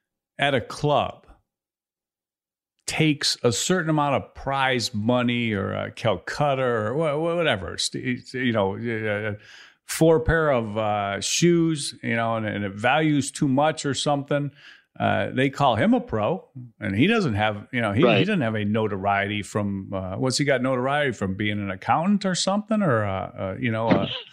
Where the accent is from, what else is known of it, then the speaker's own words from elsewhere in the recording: Chicago, Illinois, United States; I grew up in Chicago.